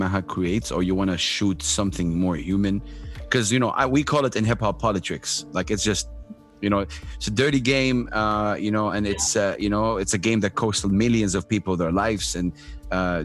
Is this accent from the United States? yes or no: no; Saudi Arabia; English is a second language; As a Saudi, I was not allowed to go to international school